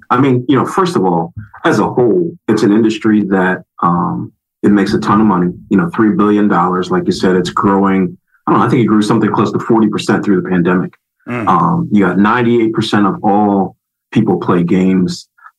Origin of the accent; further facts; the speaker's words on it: Philadelphia, Pennsylvania, United States; Well, it's crazy. So I'm from Philadelphia.